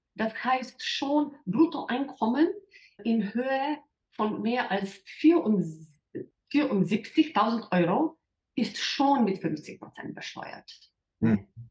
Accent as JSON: {"language": "German", "country": "Slovenia", "said": "in der Vergangenheit waren wir ein Teil von österreichischer Monarchie"}